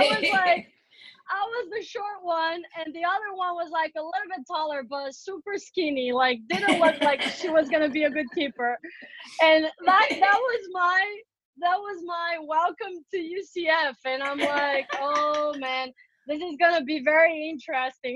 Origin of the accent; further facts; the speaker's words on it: Brazil; growing up in Brazil